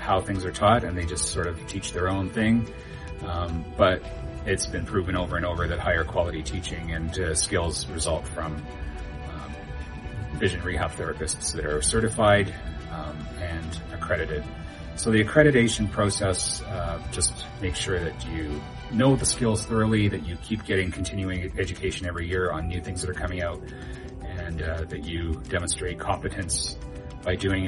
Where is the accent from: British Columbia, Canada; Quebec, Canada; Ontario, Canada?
British Columbia, Canada; moved away as an adult; now in Kalamazoo, United States; I came from Canada originally. I grew up there and lived in British Columbia until 2016.